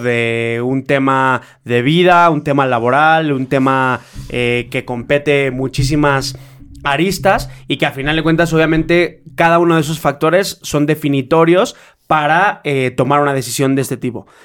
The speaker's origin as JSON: {"language": "Spanish", "country": "Mexico", "said": "soy mexicano"}